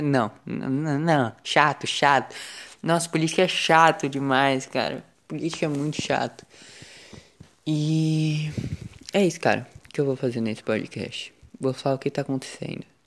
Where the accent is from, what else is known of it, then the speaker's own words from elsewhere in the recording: São Paulo, Brazil; eu sou do estado de São Paulo. Eu vi que pelo menos na capital. É... Eu sou do litoral.